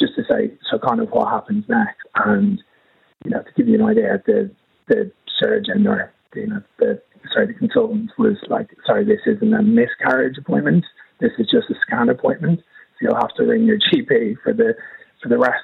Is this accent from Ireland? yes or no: yes; Dublin, Leinster, Ireland; now in London, United Kingdom; We actually live in London, but I'm from Dublin originally.